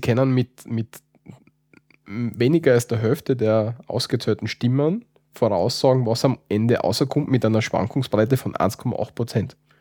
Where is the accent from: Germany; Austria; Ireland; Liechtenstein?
Austria; Wir sind keine Deutschen, deswegen wissen wir es nicht, wie, man, wie, wie, wie die Deutschen das so richtig sagen. Bei uns in Österreich